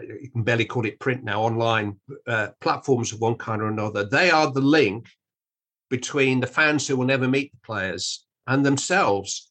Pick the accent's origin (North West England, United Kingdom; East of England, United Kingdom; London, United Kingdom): North West England, United Kingdom; Manchester; I'm from Manchester, where everybody knows it rains every day